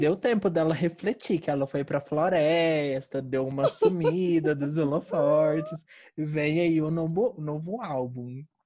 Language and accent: Portuguese; Uberlândia, Minas Gerais, Brazil; eu sou de Uberlândia